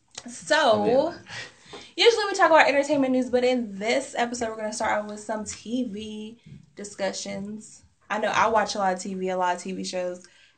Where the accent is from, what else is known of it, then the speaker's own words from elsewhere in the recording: the South, United States; because I'm from the South